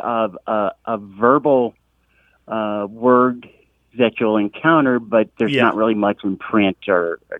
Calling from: Mount Airy, North Carolina, United States; I'm calling from Mount Airy, North Carolina.

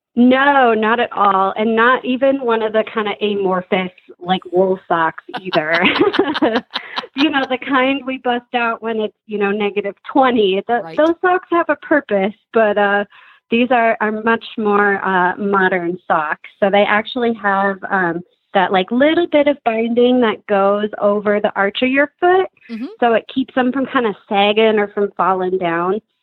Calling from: Madison, Wisconsin, United States; I am calling today from Madison, Wisconsin

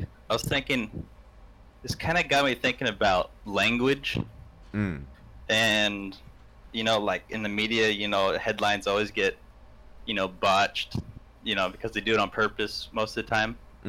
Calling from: Beaverton, Oregon, United States; Beaverton, Oregon.

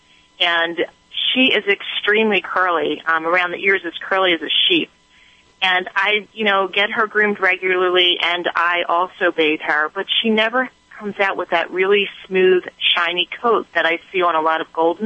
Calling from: Huntingdon Valley, Pennsylvania, United States; I'm calling from Huntington Valley, Pennsylvania, outside of Philadelphia.

